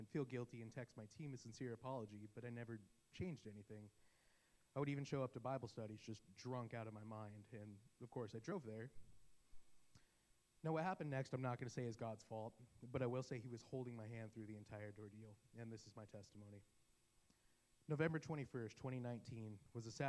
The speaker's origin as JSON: {"language": "English", "region": "Arizona", "country": "United States", "tie": "born or raised there", "said": "I was born in Arizona to a family that I would describe as lukewarm"}